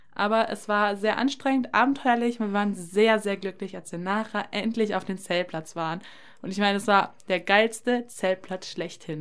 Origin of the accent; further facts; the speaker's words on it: near Paderborn, North Rhine-Westphalia, Germany; Ich komme aus der Nähe von Paderborn